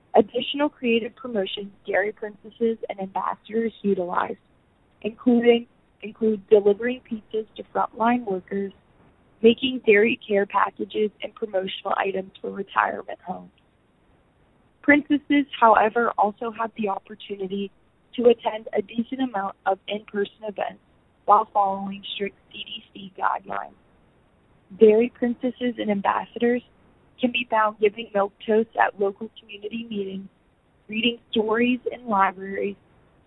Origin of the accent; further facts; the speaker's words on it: Huntingdon County, Pennsylvania, United States; I'm from Huntington County, where I grew up on my grandparents' dairy farm